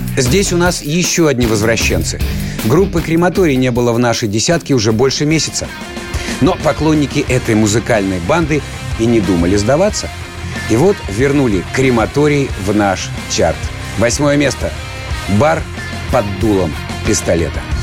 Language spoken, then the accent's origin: Russian; Siberia, Russia; я сибиряк